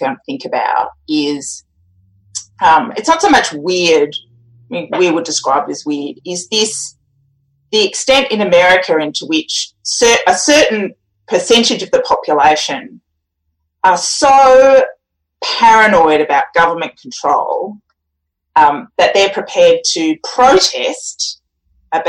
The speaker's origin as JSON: {"language": "English", "country": "Australia", "said": "I'm an Australian"}